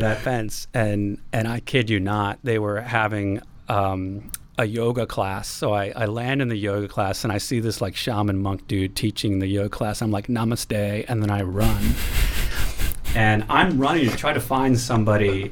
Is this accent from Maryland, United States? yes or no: yes; Baltimore, Maryland, United States; moved away as an adult; also born or lived in Washington, D.C.; now in San Francisco Bay Area, United States; I lived in D C, uh, but I'm from Baltimore